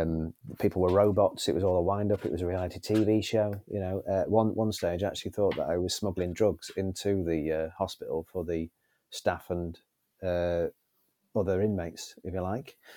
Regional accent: Northwich, North West England, United Kingdom; Northwich, my hometown

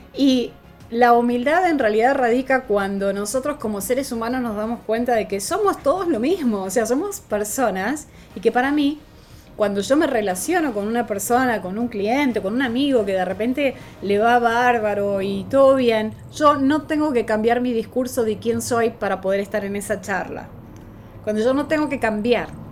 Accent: Argentina; en dólares era mucho más caro que en mi país

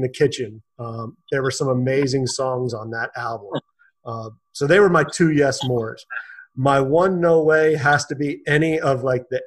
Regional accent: Philadelphia, Pennsylvania, United States; now in New Jersey, United States; I grew up in Philadelphia, went to high school in Center City, Philadelphia

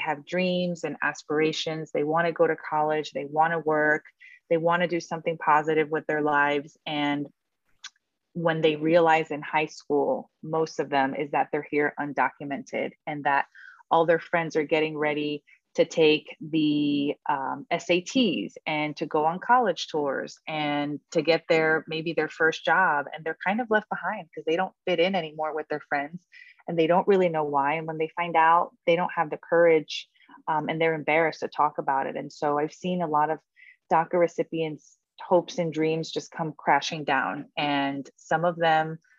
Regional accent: New Jersey, United States; I grew up in New Jersey

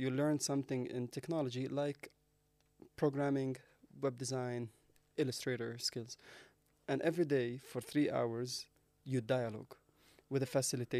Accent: Jerusalem, Palestine; English is a second language; So born and raised in East Jerusalem, right?

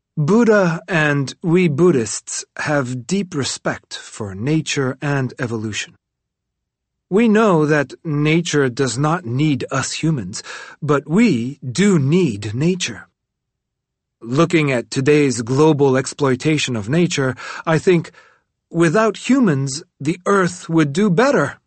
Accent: Tibet, China; now in Dharamsala, India; Tibetan refugees who I meet in my exile in Dharamsala makes me fear that my home country is rather the opposite of a paradise

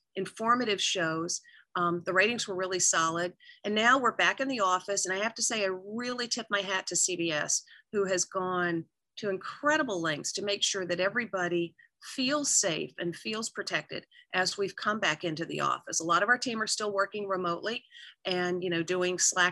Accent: North Georgia, United States; moved away; I'm from North Georgia. My hometown is where they make wall-to-wall carpeting

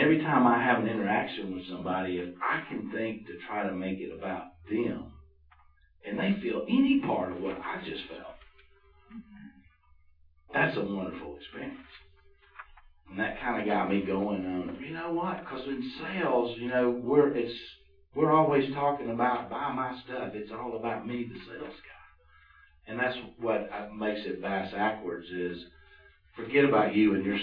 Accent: Roswell, Georgia, United States; I grew up in Roswell

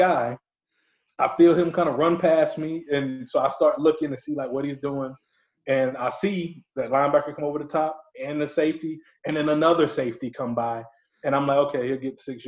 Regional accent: LaGrange, Georgia, United States; all my friends that I grew up with in LaGrange love Auburn for some reason, even though we live in Georgia.

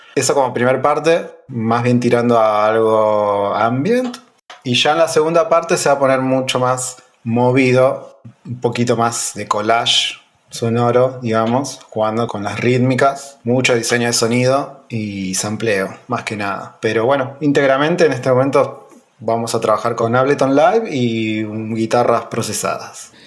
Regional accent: Pico Truncado, Santa Cruz, Argentina; also born or lived in Buenos Aires, Argentina; nací acá, me crié acá en Pico Truncado

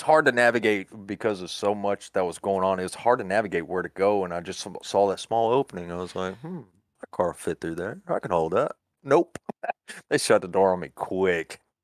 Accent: Florida, United States; moved away as an adult; also born or lived in Wilmington, North Carolina / Laurel Park, North Carolina; now in Alabama, United States; I was born and raised in Florida

